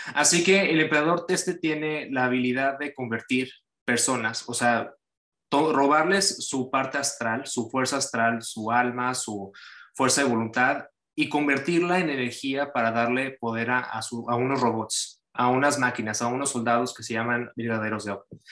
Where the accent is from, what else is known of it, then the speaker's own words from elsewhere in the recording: Cancún, Quintana Roo, Mexico; now in United States; yo soy originario de Cancún, México, y pues ya tengo yo bastante tiempo viviendo, pues ahorita yo vivo ya de planta en Estados Unidos